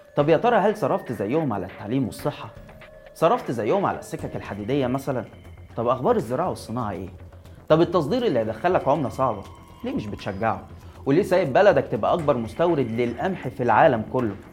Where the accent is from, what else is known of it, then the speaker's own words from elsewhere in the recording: Egypt; علينا كمصريين